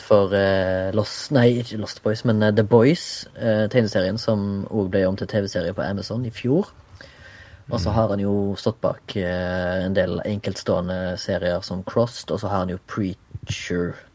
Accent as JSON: {"language": "Norwegian", "town": "Haugesund", "region": "Rogaland", "country": "Norway", "moved": "yes", "lives_now": "Oslo, Norway", "said": "jeg er fra Haugesund, bor i Oslo"}